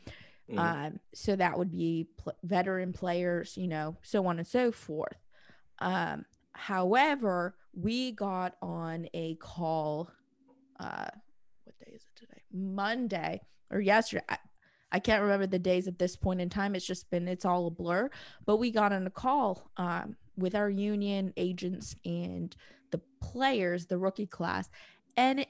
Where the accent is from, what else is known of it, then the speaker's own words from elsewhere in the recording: Indiana, United States; also born or lived in Michigan; I'm from Indiana